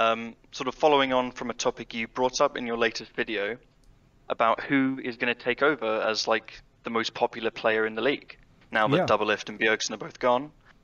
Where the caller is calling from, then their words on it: Norwich, East of England, United Kingdom; I'm calling from Norwich in the east of England.